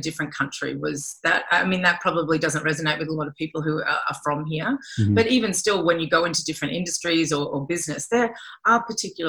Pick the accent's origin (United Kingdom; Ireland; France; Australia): Australia; moved away; as an Australian